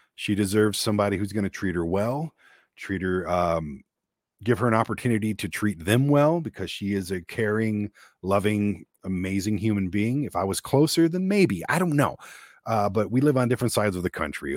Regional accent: Detroit, Michigan, United States; growing up in Detroit where I was, um, vastly a minority

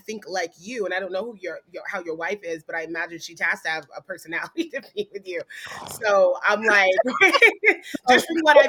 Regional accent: Japan; Oh, listen, I grew up in Japan, so I already know how the blazes get down.

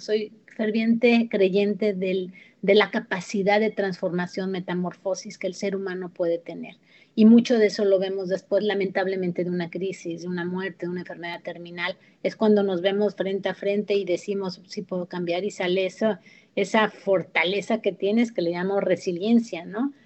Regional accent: Mexico; moved away; México, de donde yo soy

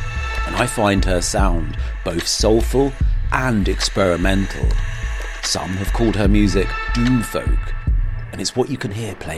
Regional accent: England, United Kingdom; accent: English; moved away as an adult; now in Berlin, Germany; my English accent

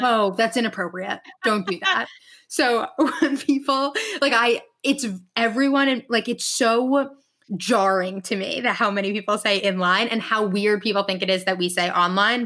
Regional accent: New York, United States; also born or lived in Michigan; from New York.

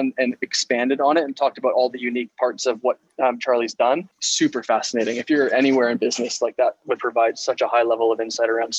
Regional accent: Ontario, Canada; I'm from Ontario

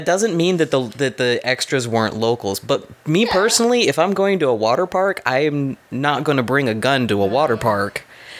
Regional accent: San Antonio, Texas, United States; I was born and raised in San Antonio, which is a little less than an hour away from San Marcos, which is where this was filmed. So I grew up, a lot of my childhood, going to Aquarena

